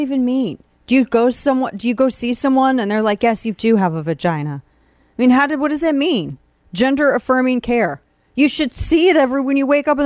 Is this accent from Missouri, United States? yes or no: yes; Missouri, United States; my home state of Missouri